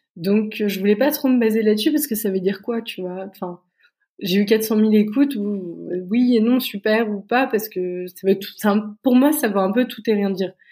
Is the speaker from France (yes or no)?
yes; France; moved away as an adult; now in Berlin, Germany; en tant que Français